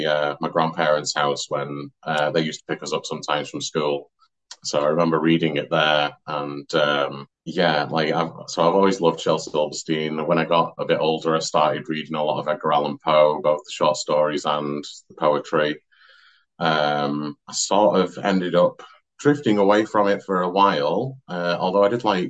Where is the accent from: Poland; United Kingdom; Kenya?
United Kingdom; Glossop, East Midlands; also born or lived in Manchester; now in Oldham, United Kingdom; But I'm actually from Derbyshire. So So I'm from a town called Glossop, which is like halfway between Manchester and Sheffield